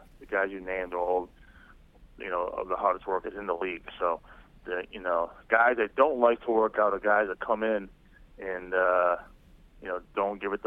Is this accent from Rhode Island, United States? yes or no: yes; Rhode Island, United States; moved away as an adult; go back to my home state of Rhode Island